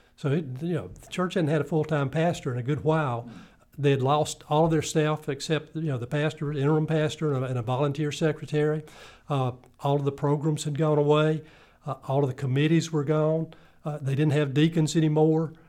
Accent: Greenville, South Carolina, United States; I'm originally from Greenville, South Carolina

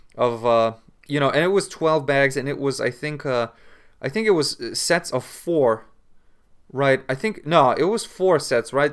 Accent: Lithuania; in Lithuania, we say

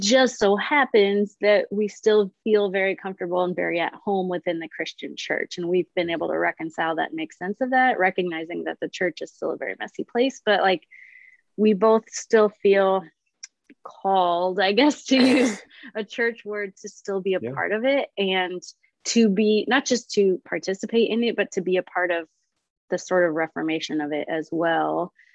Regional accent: Illinois, United States; moved away as an adult; also born or lived in Nashville, Tennessee; now in Minnesota, United States; we moved from Nashville to Illinois, back to my hometown

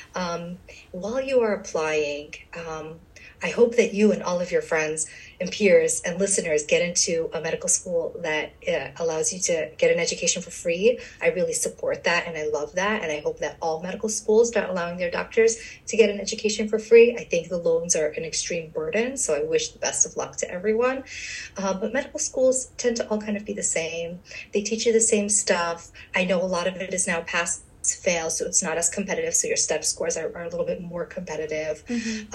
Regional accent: New York City, New York, United States; moved away as an adult; also born or lived in USSR / Long Island, New York / Bronx, New York; now in New Jersey, United States; I am from uh, the USSR, and we came to the States when I was two, and I grew up in Brooklyn

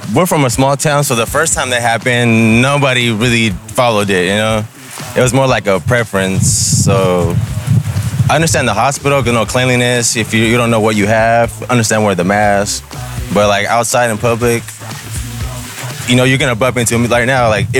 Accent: Blythe, California, United States; Oh, I'm from Blythe. So like three hours from here, 3.5.

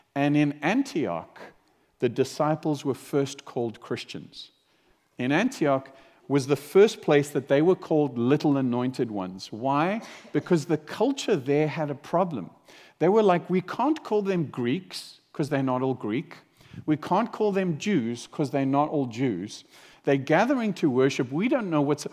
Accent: South Africa; I grew up in South Africa

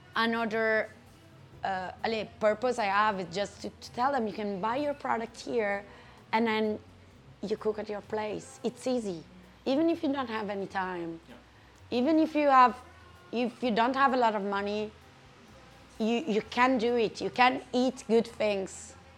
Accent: Perugia, Umbria, Italy; English is a second language; moved away as an adult; now in Brussels, Belgium; have been living in Brussels for six years now. I'm from Perugia

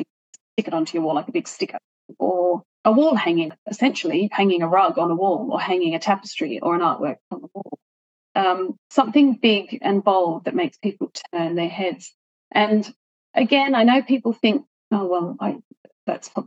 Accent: Sydney, New South Wales, Australia; I grew up in Hornsby in Sydney, which is kind of 45 minutes north of Sydney City.

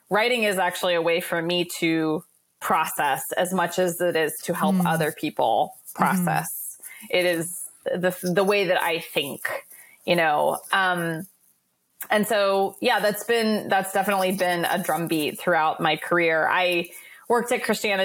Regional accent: Midwest, United States; now in New York City, United States; I am a Midwesterner living in New York City

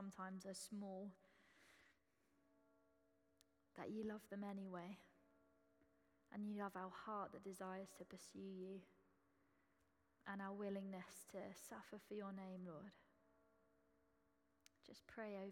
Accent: Essex, East of England, United Kingdom; accent: Essex; moved away; Excuse the Essex accent, that's how it always is in my head. I am from Essex, so it's allowed

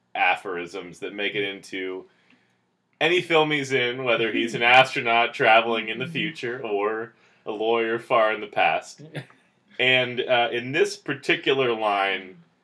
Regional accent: United States; I was actually born an hour and 45 minutes southwest of Philadelphia

